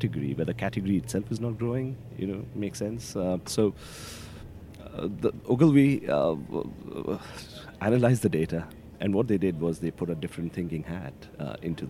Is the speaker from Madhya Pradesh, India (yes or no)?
no; Kolkata, West Bengal, India; moved away as an adult; now in United Kingdom; I was born in India. I was born in a city called Calcutta, which is called Kolkata now, city of joy. And yeah, I've moved to the UK about 18 years back